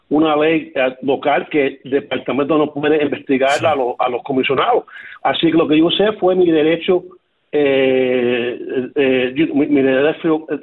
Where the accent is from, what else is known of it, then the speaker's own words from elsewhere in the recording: Cuba; moved away; Yo, yo, yo llegué a Cuba, de Cuba en 1968 y lo que me dolió a mí más que nada, que siempre he tenido como cubano un orgullo de mi comunidad